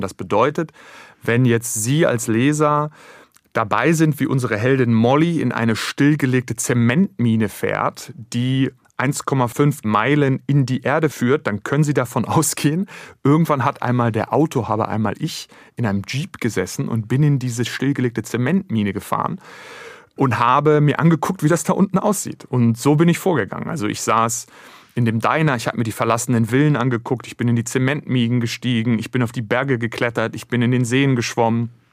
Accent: Germany; unsere Vergangenheit als Deutsche

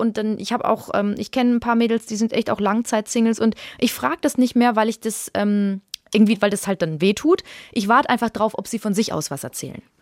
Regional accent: Würzburg, Bavaria, Germany; ich komme ja aus Würzburg

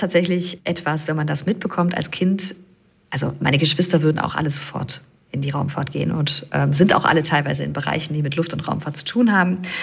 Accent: Germany; ich bin aus dem Rheinland

